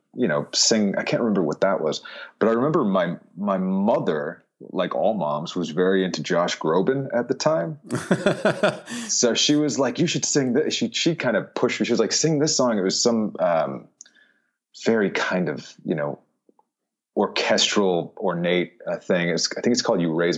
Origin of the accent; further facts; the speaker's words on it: Florida, United States; also born or lived in Philadelphia, Pennsylvania; So part of the time in Philadelphia, but the main part was in Florida.